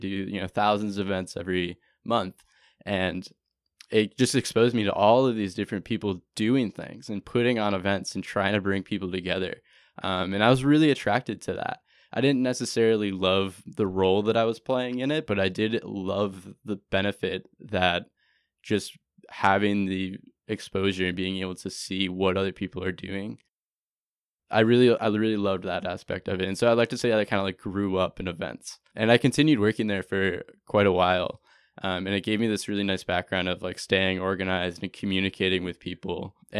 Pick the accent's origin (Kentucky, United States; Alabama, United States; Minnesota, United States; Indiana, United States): Minnesota, United States; Minneapolis; I volunteered out, and I came from Minneapolis, went to Sebastopol, California, just 60 miles north of San Francisco, and worked on a blueberry farm for 3 months.